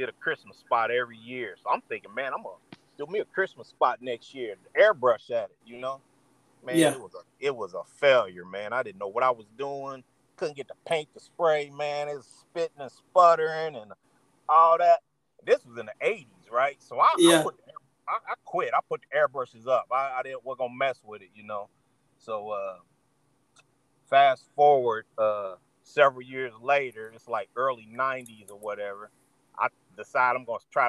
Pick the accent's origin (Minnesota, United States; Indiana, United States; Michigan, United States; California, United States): Indiana, United States; Indianapolis; I am from Indianapolis, Indiana, Midwest